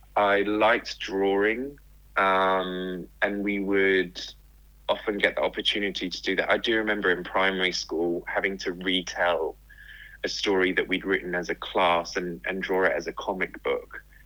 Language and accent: English; England, United Kingdom; moved away as an adult; also born or lived in Australia; I grew up in England yeah. and was just outside of London